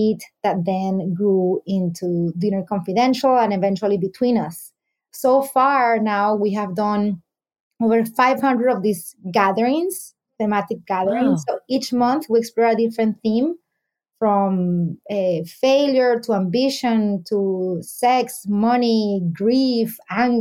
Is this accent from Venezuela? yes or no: yes; Venezuela; also born or lived in New York City; now in Miami, United States; I'm based in Miami. I'm originally from Venezuela